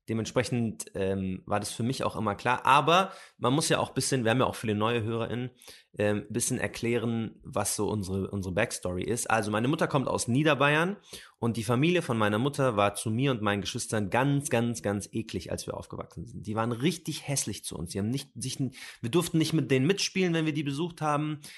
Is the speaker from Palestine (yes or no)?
yes; Palestine; Was ist Arabien? Ich komme aus Palästina.